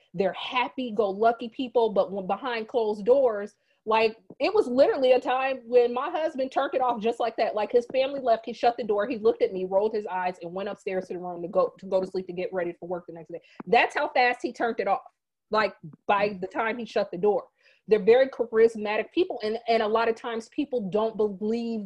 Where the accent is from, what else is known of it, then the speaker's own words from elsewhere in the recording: Fort Wayne, Indiana, United States; moved away; Fort Wayne, where I'm from